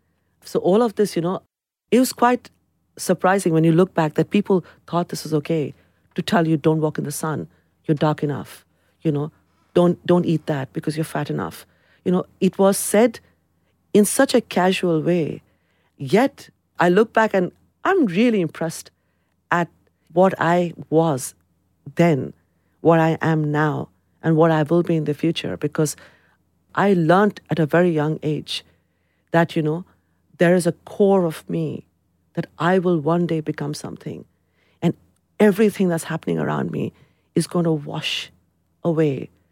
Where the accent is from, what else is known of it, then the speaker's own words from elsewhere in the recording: London, United Kingdom; I'm a Londoner. My identity is to the city. I belong to the city. The city belongs to me. So if it is about countries, then it is India. But there is something about London.